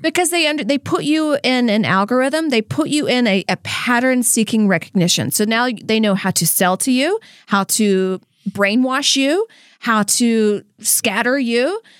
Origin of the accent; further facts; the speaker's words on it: Louisiana, United States; moved away; how I was raised in Louisiana